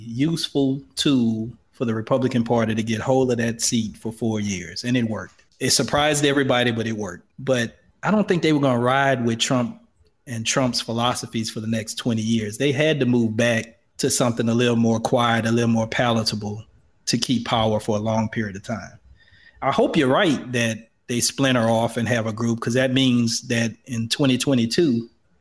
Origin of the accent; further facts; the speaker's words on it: the South, United States; I grew up in the South